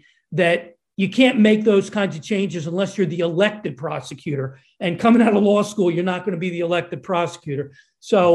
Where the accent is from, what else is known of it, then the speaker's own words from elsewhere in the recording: Lower Merion, Pennsylvania, United States; I grew up on the hard scrabble streets of Lower Merion, Pennsylvania